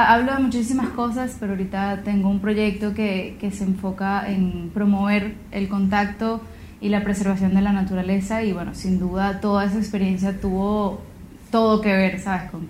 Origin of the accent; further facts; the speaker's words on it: El Paují, Bolívar, Venezuela; soy compositora, soy cantante venezolana y como, como decías tú, tuve la oportunidad de crecer en el Paujín, en la Gran Sabana